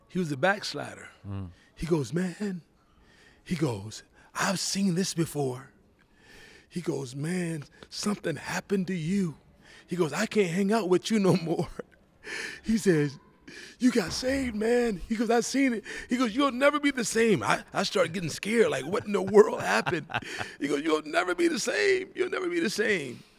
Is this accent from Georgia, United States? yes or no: yes; Georgia, United States; As a matter of fact, I went back home to Georgia. Okay. Went to my hometown.